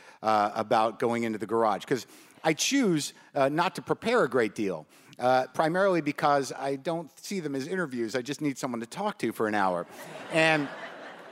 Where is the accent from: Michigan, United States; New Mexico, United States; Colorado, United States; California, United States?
New Mexico, United States; Albuquerque; I grew up in Albuquerque, New Mexico